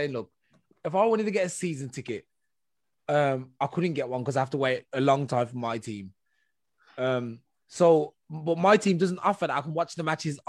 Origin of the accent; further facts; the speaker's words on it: England, United Kingdom; when I was growing up in England